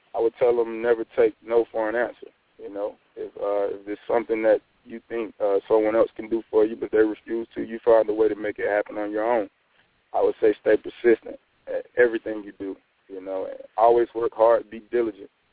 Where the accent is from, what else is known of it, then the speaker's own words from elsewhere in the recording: Douglas, Georgia, United States; My hometown, which is Douglas, Georgia.